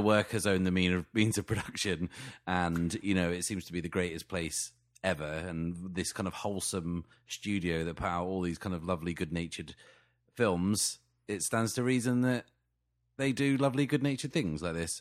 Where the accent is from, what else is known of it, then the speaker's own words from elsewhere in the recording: England, United Kingdom; I'm so English